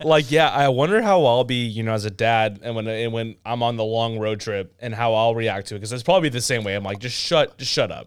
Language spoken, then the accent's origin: English; Southern California, United States; I grew up in Southern California